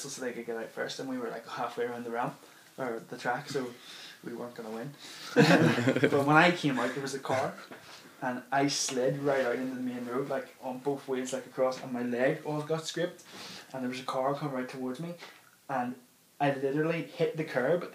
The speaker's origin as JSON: {"language": "English", "town": "Dundonald", "region": "Northern Ireland", "country": "United Kingdom", "tie": "born or raised there", "said": "where I grew up in Dundonald"}